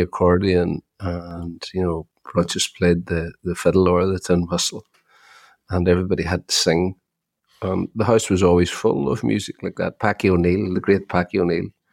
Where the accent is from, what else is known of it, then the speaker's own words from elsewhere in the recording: Ireland; We've had a massive resurgence here in Ireland in the Irish language